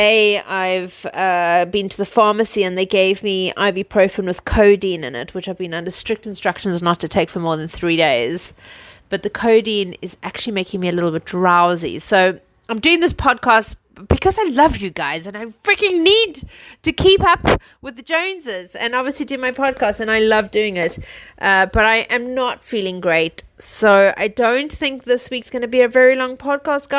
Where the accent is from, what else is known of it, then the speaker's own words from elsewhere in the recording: South Africa; moved away; I come from South Africa